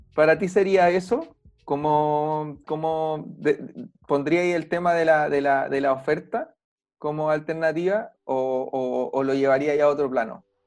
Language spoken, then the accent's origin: Spanish; Chile; acá en Chile